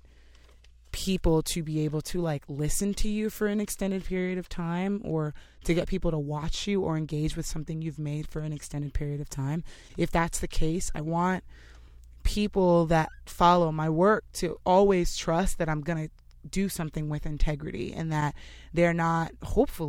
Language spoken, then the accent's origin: English; Los Angeles, California, United States; moved away as an adult; now in New York, United States; I'm from LA and New York after living here for like 6 years